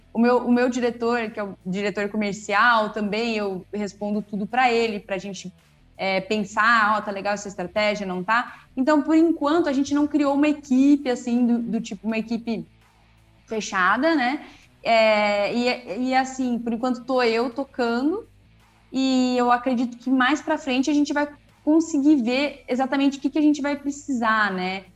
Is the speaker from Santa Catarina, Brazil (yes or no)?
no; Campinas, São Paulo, Brazil; also born or lived in Bauru; eu voltei para Campinas, que é a cidade de onde, de onde eu sou, né, e onde eu trabalho hoje